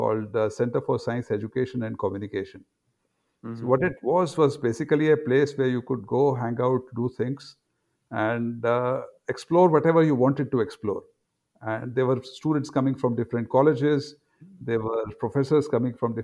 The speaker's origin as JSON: {"language": "English", "region": "Delhi", "country": "India", "tie": "born or raised there", "also_born_or_lived": "Agra, Uttar Pradesh / Pune / Cambridge", "moved": "as an adult", "lives_now": "Mohali, India", "said": "my grandparents settled in Agra, and I was born there, spent about first 4 or 5 years over there. And when I was close to 5, my father got a job in Delhi"}